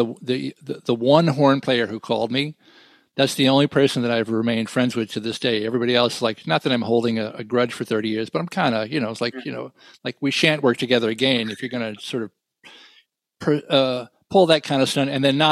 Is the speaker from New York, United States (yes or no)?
yes; New York, United States; I said, New York